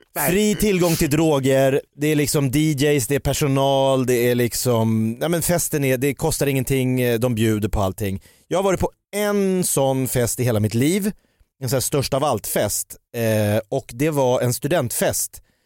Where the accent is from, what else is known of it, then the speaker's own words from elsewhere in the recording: Jakobsberg, Stockholm County, Sweden; Jag är från Jakobsberg